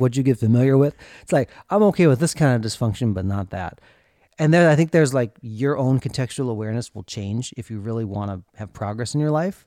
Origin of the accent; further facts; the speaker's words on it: Minnesota, United States; growing up in Minnesota